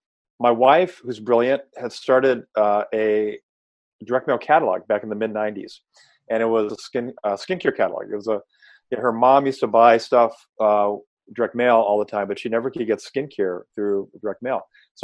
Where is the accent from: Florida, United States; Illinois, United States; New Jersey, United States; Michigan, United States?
Illinois, United States; Chicago; I went to a school at University of Illinois in Chicago. I grew up in Chicago.